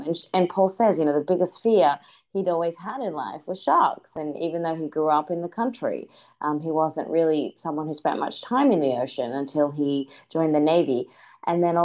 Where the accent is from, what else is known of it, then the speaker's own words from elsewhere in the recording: Australia; growing up in Australia